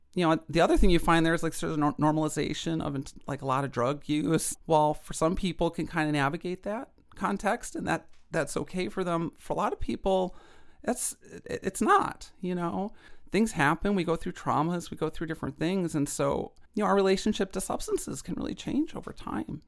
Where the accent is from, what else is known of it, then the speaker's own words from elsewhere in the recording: Chicago, Illinois, United States; I grew up in Chicago in the nineties